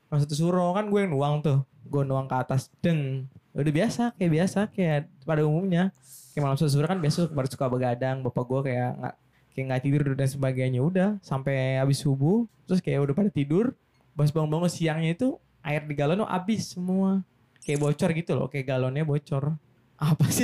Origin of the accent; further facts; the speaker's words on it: Java, Indonesia; kalau uh, rumah baru biasa lah kan sebagai orang Jawa tuh kayak ada tatanan atau istilah atau bahasanya apa ya?